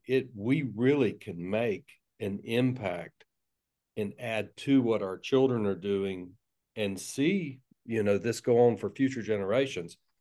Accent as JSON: {"language": "English", "town": "Tallahassee", "region": "Florida", "country": "United States", "tie": "born or raised there", "accent": "South Georgia", "said": "I was raised, I was born and raised in, uh, North Florida, Tallahassee."}